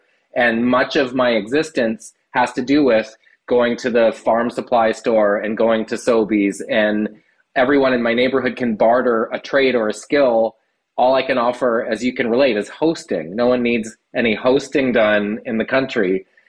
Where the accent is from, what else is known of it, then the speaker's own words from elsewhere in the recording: Prince Edward Island, Canada; also born or lived in Nova Scotia / Los Angeles; now in Truro, Canada; I'm actually a PEI guy by trade. I was born in Prince Edward Island, but I have lived in Nova Scotia and called it home for much of my adult life.